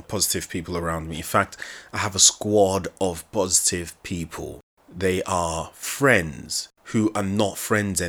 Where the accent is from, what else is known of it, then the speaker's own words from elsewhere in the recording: Nigeria; accent: Nigerian; my Nigerian accent